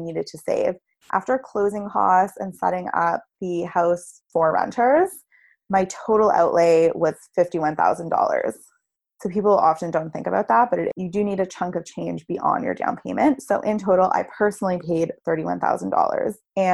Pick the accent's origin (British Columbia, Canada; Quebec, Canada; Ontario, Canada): Ontario, Canada; Toronto; I grew up in Toronto and it's where I currently live